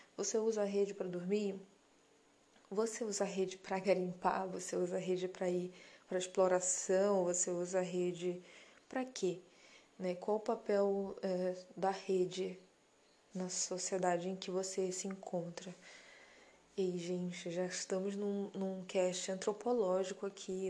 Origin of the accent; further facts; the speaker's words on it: Belém, Pará, Brazil; eu sou paraense da gema, sou belenense